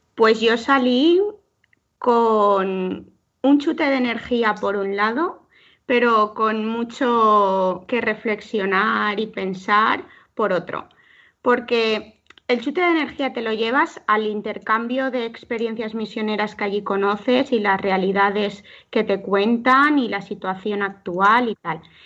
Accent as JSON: {"language": "Spanish", "town": "Alzira", "region": "Valencian Community", "country": "Spain", "said": "soy de Alcira"}